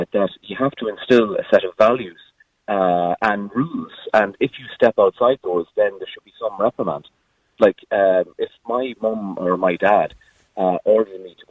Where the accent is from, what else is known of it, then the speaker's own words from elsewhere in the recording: Ireland; as an Irish society